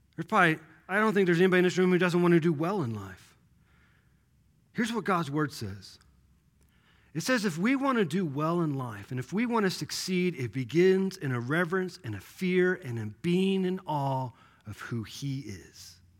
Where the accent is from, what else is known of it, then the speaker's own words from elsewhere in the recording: Kansas City, Missouri, United States; growing up in Kansas City